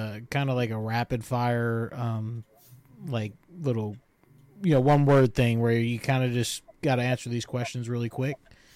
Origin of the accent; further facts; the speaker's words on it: Long Island, New York, United States; I'm from New York. I lived in New York my whole life.